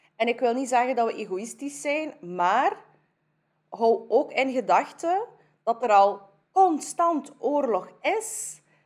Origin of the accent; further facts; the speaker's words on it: Kyrgyzstan; now in Belgium; Ik kom van Kyrgyzstan